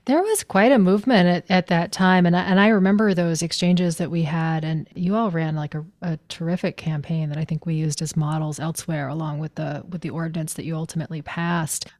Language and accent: English; Maine, United States; I grew up in Maine